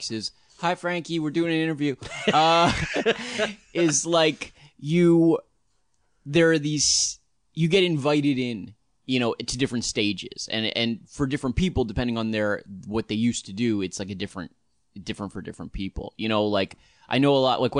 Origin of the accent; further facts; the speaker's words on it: New York, United States; it was a completely different experience being a New Yorker and then being going